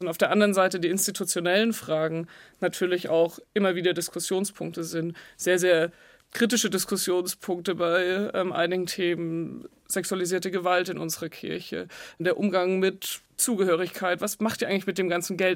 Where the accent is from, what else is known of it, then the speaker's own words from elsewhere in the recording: Nittenau, Bavaria, Germany; moved away; ich komme aus dem Dorf in der Oberpfalz, da ist einfach viel katholisch